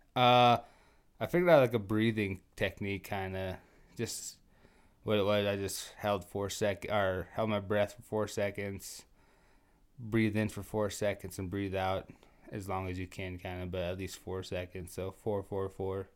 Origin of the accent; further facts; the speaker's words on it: Trenton, North Dakota, United States; moved away as an adult; also born or lived in Williston, North Dakota; I actually grew up in Trenton. I was born in Williston.